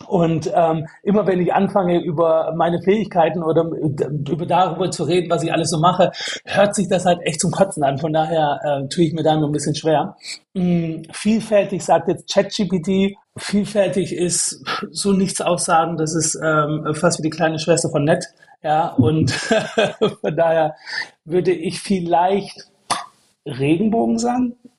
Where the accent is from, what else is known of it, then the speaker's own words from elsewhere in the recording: Stuttgart, Baden-Württemberg, Germany; moved away as an adult; now in Berlin, Germany; aus Stuttgart, aus dem Schwabeländle